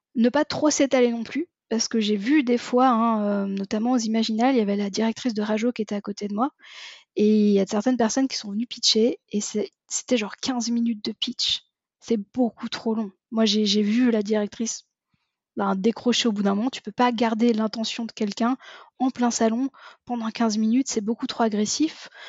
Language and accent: French; France; accent: Frenchie; j'ai un accent qui est terrible, mais j'ai bossé pendant dix ans dans une entreprise où on ne parlait que anglais, ce qui fait qu'au final, mon accent, j'ai réussi à en faire fi et à euh, accepter l'idée que j'étais la, la, la, euh, l'accent Frenchie